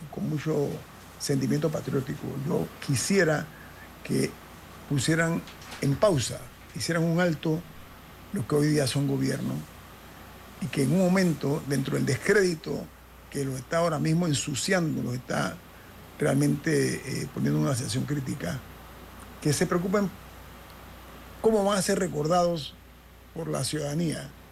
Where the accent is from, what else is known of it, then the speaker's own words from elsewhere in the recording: Panama; como panameño